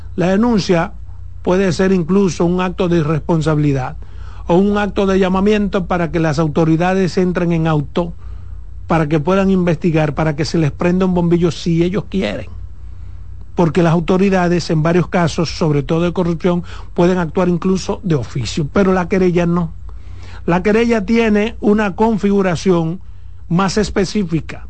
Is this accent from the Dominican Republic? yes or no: yes; Pedernales, Dominican Republic; por Pedernales, de donde yo soy.